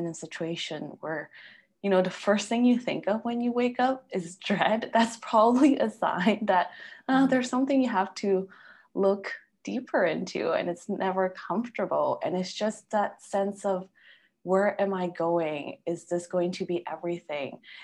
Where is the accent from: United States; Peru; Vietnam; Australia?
Peru; moved away; also born or lived in Canada; my family is Chinese and I grew up in Peru